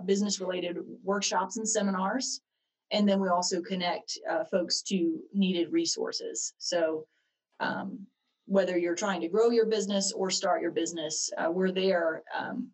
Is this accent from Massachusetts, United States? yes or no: no; Marion, North Carolina, United States; now in Kannapolis, United States; I grew up in Marion, North Carolina